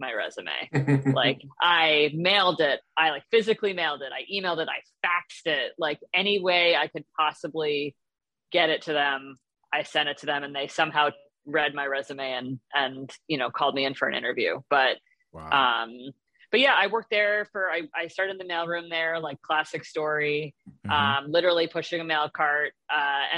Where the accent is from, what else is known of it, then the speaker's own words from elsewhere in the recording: New York, United States; moved away as an adult; now in Los Angeles, United States; I grew up in New York and then lived in the city for a while